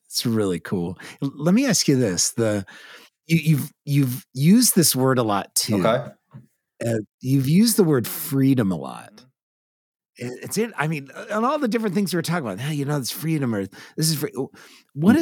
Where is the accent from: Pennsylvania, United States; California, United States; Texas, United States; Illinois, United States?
California, United States; California, born and raised